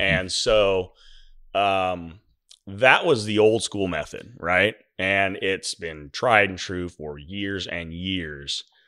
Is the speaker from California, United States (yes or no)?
no; Milo, Oregon, United States; I was born in Milo